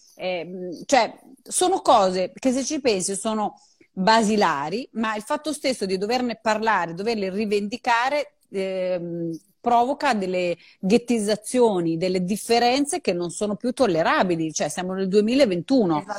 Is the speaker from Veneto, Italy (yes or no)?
no; Emilia-Romagna, Italy; so fare un'unica cosa da romagnola